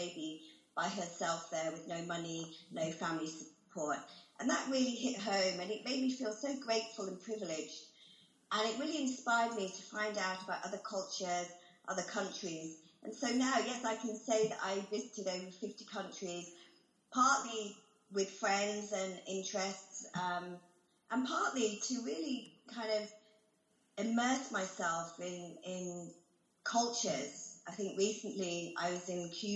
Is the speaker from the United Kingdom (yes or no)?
yes; United Kingdom; I call myself British because that's where I grew up